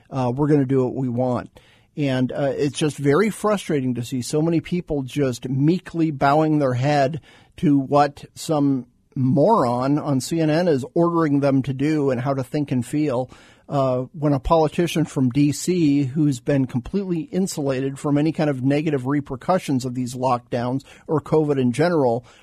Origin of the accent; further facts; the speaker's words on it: Phoenix, Arizona, United States; also born or lived in Tucson; Arizona kid. I grew up in Phoenix, grew up in Tucson.